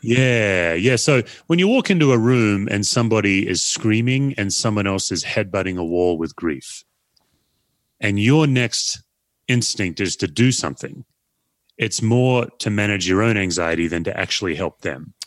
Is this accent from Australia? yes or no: yes; Australia; now in United States; I'm an Aussie